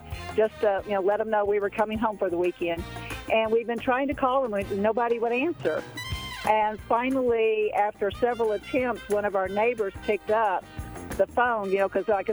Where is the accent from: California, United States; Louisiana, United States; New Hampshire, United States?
Louisiana, United States; I grew up in Louisiana